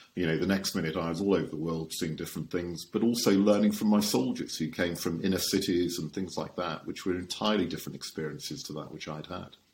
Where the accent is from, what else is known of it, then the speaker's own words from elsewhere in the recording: Shropshire, West Midlands, United Kingdom; I was born and raised in Shropshire, which is where my home is.